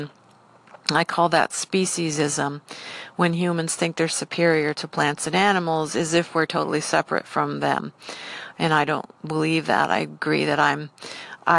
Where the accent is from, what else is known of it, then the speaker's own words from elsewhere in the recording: United States; I am a Caucasian female that lives in the United States, so I speak English and I'm American